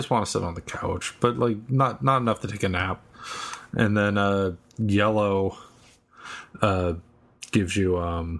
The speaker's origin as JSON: {"language": "English", "town": "Boston", "region": "Massachusetts", "country": "United States", "said": "I'm from Boston. You didn't know that. I'm totally a Southie."}